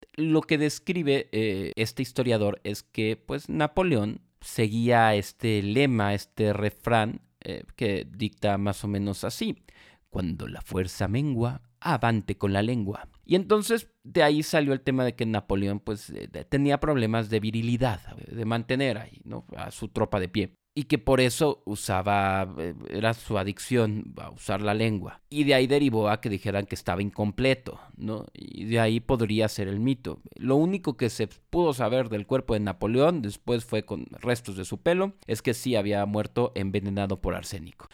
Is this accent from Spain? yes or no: no; Mexico; como mexicanos